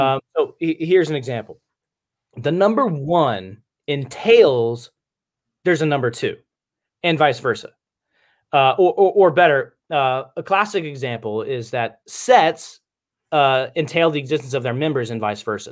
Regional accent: Cincinnati, Ohio, United States; also born or lived in Michigan; I'm from Cincinnati

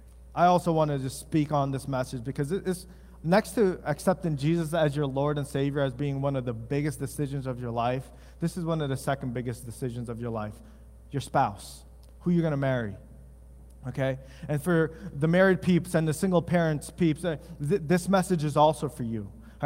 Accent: East Coast, United States; now in West Michigan, United States; In West Michigan, the culture here, since my wife and I moved, because we're from the East Coast

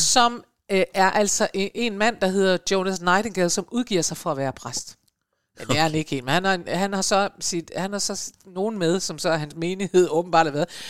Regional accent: Aalborg, North Denmark Region, Denmark; da jeg var barn i Aalborg

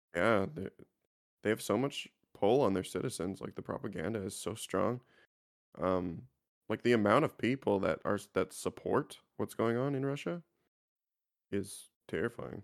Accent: Canada; I'm just a Canadian kid

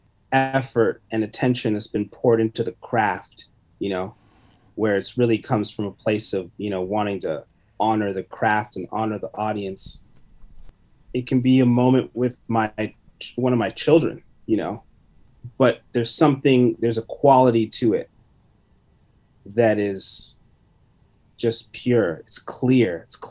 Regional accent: London, Ontario, Canada; also born or lived in Vancouver; now in Toronto, Canada; I grew up in London.

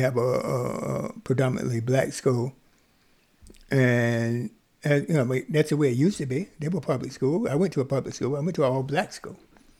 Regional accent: the South, United States; I grew up in the South

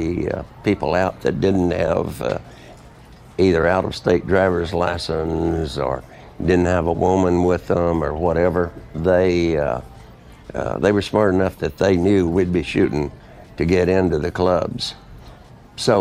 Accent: Texarkana, Arkansas, United States; I was from Texarkana

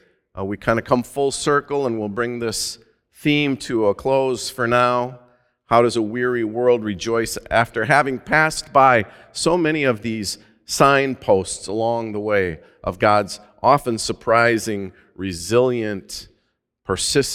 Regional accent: Minnesota, United States; my home state of Minnesota

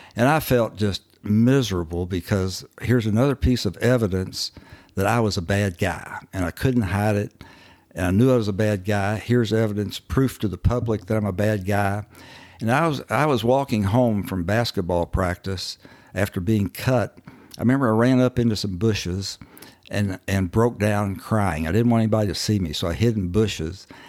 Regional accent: Owensboro, Kentucky, United States; moved away; I actually was born and raised in Owensboro, Kentucky, uh, up on the Ohio River

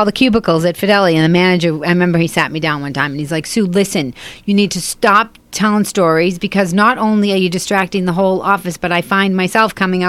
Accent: Boston, Massachusetts, United States; Yeah, I'm from Boston.

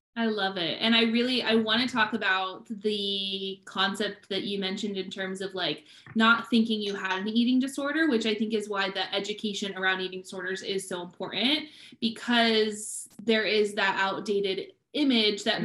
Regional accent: Midwest, United States; moved away; also born or lived in Hawaii; We're both from the Midwest

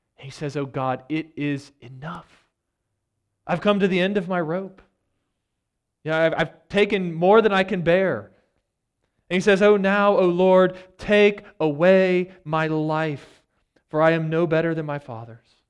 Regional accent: United States; as American Christians who have enjoyed so much prosperity

